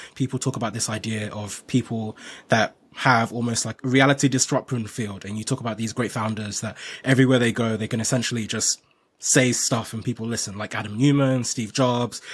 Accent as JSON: {"language": "English", "country": "Nigeria", "said": "I'm from Nigeria"}